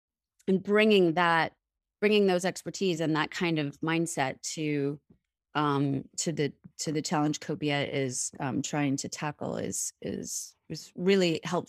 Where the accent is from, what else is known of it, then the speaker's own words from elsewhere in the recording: East Coast, United States; So originally I grew up on the East Coast of the United States.